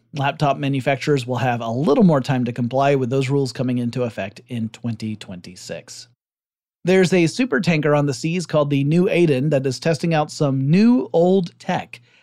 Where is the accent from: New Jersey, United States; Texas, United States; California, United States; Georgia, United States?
Georgia, United States; based out of Georgia. Uh, not my home state, but rather the Republic over in Eurasia